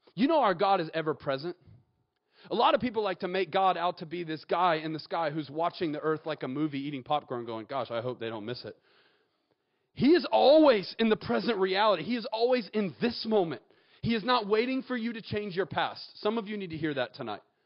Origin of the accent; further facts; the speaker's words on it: Atlanta, Georgia, United States; moved away as an adult; now in Auburn, United States; I'm actually from Atlanta and I went to Kennesaw State